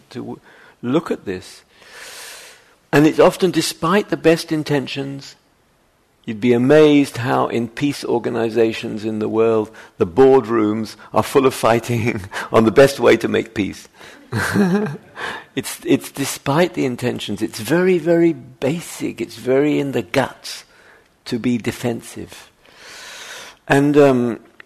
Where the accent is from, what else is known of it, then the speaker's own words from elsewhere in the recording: United Kingdom; moved away; I'm British, as you can tell.